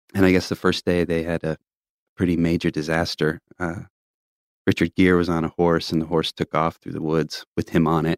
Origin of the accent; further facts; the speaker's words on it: Tulsa, Oklahoma, United States; growing up in Tulsa